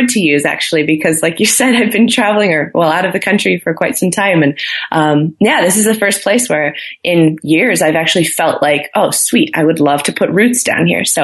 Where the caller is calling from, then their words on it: Boulder, Colorado, United States; I am currently calling you from Boulder, Colorado. Beautiful Boulder.